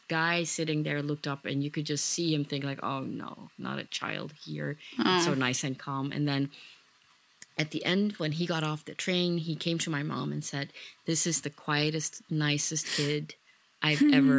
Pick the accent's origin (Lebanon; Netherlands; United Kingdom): Netherlands; Even though I grew up in the Netherlands, all my roots are back in Indonesia